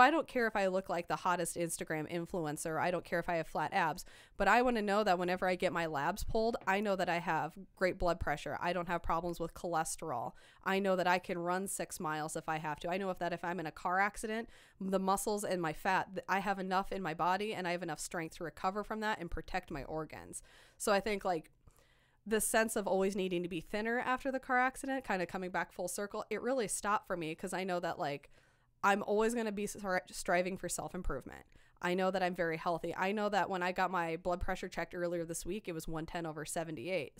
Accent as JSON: {"language": "English", "region": "Iowa", "country": "United States", "moved": "yes", "said": "I'm from Iowa."}